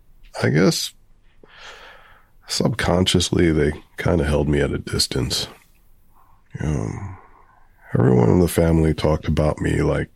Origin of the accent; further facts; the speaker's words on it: Providence, Rhode Island, United States; Well, I grew up in Providence on the Cranston line, close to Roger Williams Park.